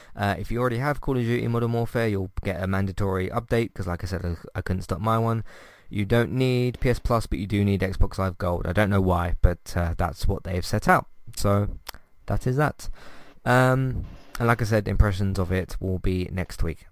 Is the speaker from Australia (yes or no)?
no; United Kingdom; us British people